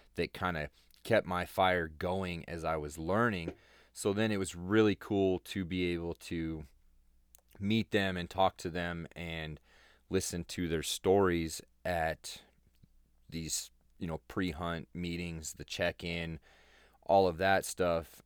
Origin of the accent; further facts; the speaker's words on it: Colorado, United States; That's my home state